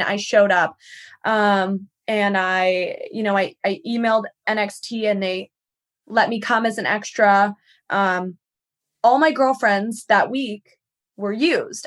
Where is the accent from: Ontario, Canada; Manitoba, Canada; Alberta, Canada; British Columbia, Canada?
British Columbia, Canada; Victoria; moved away as an adult; now in United States; I'm from Vancouver Island